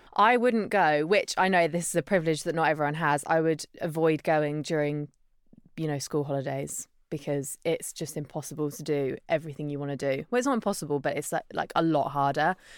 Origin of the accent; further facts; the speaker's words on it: Isle of Wight, South East England, United Kingdom; I grew up on the Isle of Wight, so surrounded by nice beaches and, yeah, tourists